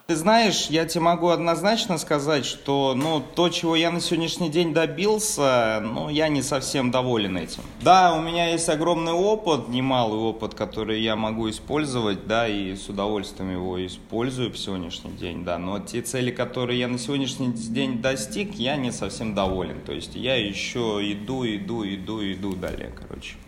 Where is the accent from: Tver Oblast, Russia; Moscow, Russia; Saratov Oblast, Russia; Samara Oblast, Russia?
Samara Oblast, Russia; Tolyatti; moved away as an adult; now in Krasnodar, Russia; родом из Самарской области, точнее город Тольятти